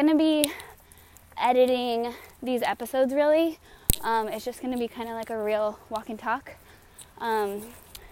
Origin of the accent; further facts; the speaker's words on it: Colorado, United States; moved away as an adult; also born or lived in Raleigh, North Carolina; now in San Diego, United States; We are originally from Colorado, my husband